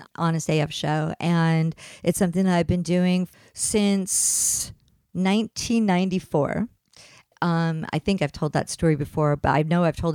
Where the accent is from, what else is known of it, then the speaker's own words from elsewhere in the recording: East Coast, United States; moved away; I grew up on the East Coast